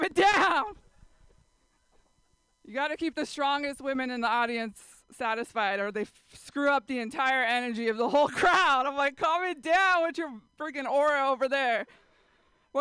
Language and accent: English; San Jose, California, United States; San Jose, that's where I grew up